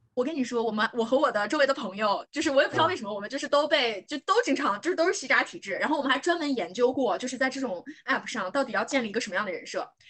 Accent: northern China, China; moved away; also born or lived in Shanghai / Beijing; 因为我是北方人

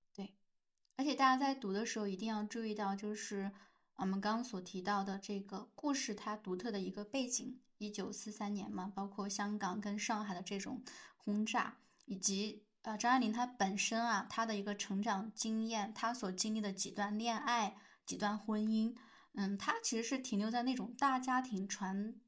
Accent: China; 在我们大陆这边

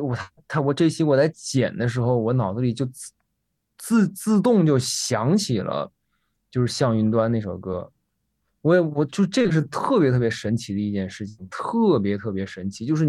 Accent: Henan, China; 我们都是河南人。

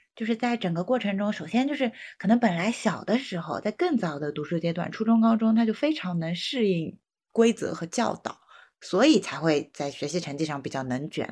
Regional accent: China; 我们中国人那么多

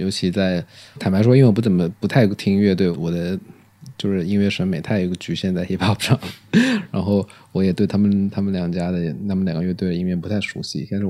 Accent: Guangzhou, Guangdong, China; 我在广州长大

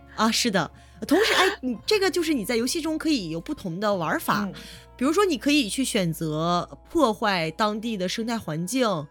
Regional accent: China; 我们中国人

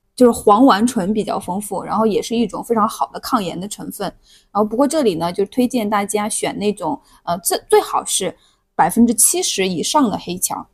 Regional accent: Hunan, China; moved away; also born or lived in Tianjin; 我老家，就湖南那边的话，特别喜欢用葱姜蒜辣椒

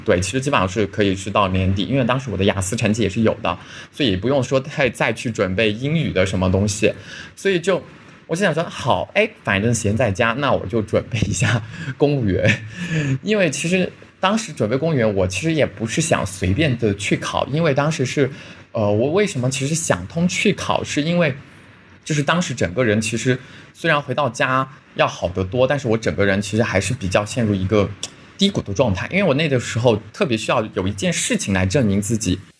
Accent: Yunnan, China; also born or lived in Beijing; 所以我基本上是二零二零年的五月份辞职回到了家，就是我老家是云南的，然后就，呃，五月份就回到了云南

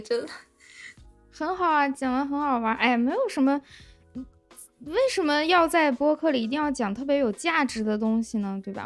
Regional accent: Lanzhou, Gansu, China; accent: Lanzhou accent (金兰腔); 我觉得我的口音还好吧，然后我的朋友们听完之后就啊，你这个金兰腔也太重了

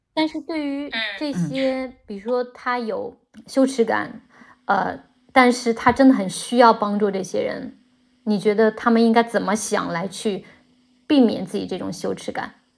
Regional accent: China; moved away as an adult; 作为一个中国人搬到另外一个国家生活

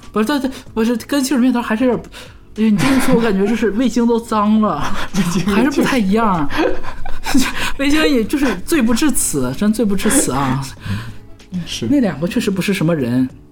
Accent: Northeast China, China; accent: Northeastern Mandarin (东北话); 我们东北话就是把剩下的这个菜拼到一起，然后再一起一热，我们这道菜就叫折轮儿

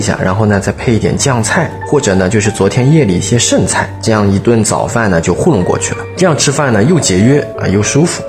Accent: Shanghai, China; 我们这些土生土长的这个上海人

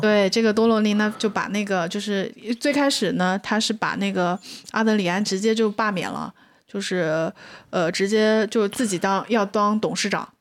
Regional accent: China; 我们中国人

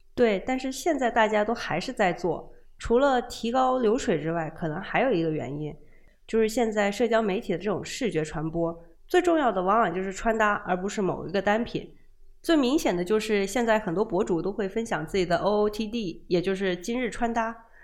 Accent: Guangdong, China; 作为一个广东人

